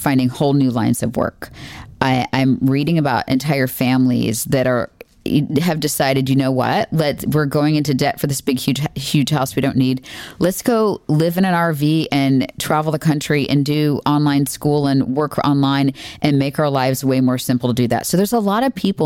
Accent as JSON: {"language": "English", "region": "Florida", "country": "United States", "tie": "born or raised there", "said": "I grew up in Florida and I really wanted to get out of Florida to go to college"}